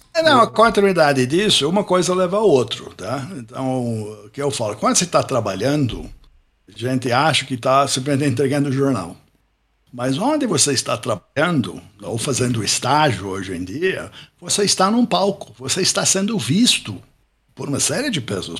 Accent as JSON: {"language": "Portuguese", "town": "Pittsburgh", "region": "Pennsylvania", "country": "United States", "tie": "born or raised there", "also_born_or_lived": "Ohio / Campinas, Brazil", "second_language": "Portuguese", "moved": "as an adult", "lives_now": "Brazil", "said": "Eu nasci em Pittsburgh, sou americano, Pittsburgh, Pensilvânia. Nasci num bairro operário"}